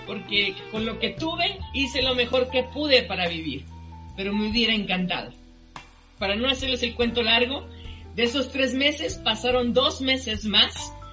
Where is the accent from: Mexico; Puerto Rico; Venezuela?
Mexico; Nosotros somos mexicanos